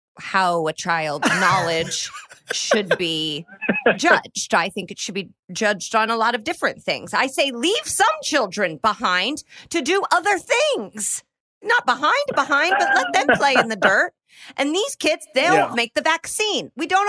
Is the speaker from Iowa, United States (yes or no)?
no; Indianapolis, Indiana, United States; My hometown of Indianapolis